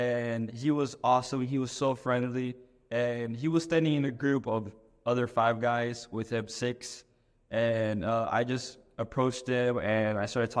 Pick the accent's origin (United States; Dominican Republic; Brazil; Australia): Brazil; moved away; I'm from Brazil originally